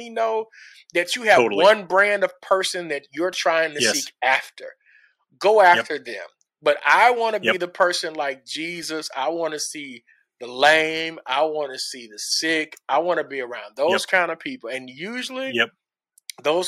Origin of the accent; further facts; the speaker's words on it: Little Rock, Arkansas, United States; I'm from Little Rock, Arkansas